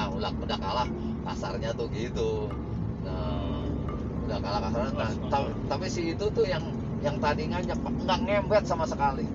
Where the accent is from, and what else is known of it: Tangerang, Banten, Indonesia; born or raised there